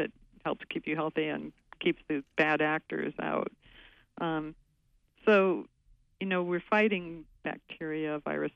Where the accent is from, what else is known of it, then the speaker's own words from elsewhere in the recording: West Coast, United States; now in Maine, United States; I grew up on the West Coast